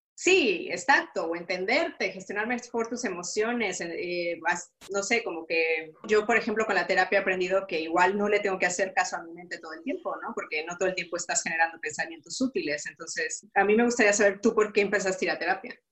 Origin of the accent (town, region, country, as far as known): Mexico; now in Luxembourg